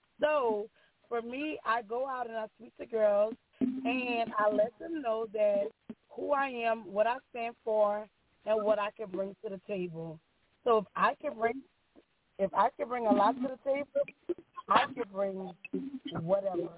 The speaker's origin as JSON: {"language": "English", "area": "Greco", "region": "Louisiana", "country": "United States", "lives_now": "Lafayette, United States", "said": "I am originally from Greco, Louisiana, exit 11, and I reside in Lafayette, Louisiana."}